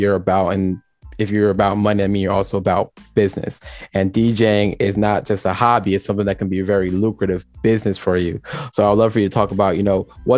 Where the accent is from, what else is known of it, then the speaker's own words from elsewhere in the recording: Jamaica; I'm Jamaican as well